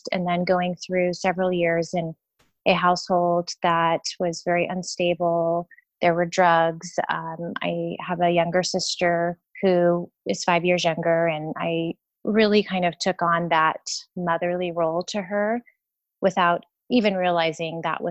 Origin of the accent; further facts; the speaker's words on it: San Diego, California, United States; I'm from San Diego, born and raised